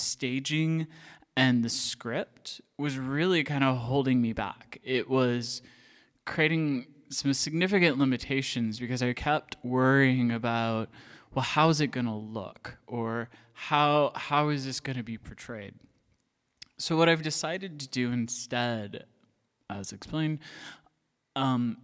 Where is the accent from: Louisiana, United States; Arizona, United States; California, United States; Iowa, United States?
Iowa, United States; moved away as an adult; I grew up in Iowa.